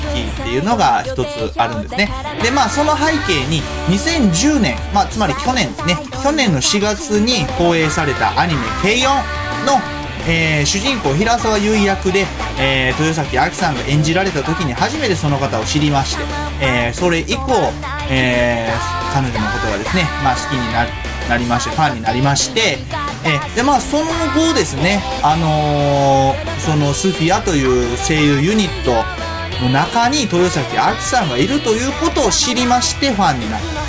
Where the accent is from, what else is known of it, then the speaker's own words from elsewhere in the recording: Kansai, Japan; 僕何を隠そう、全然隠してない関西人